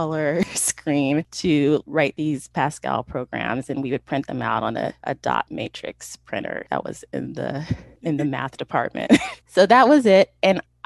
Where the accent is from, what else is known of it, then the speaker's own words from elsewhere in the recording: Sacramento, California, United States; I was born and raised in Sacramento.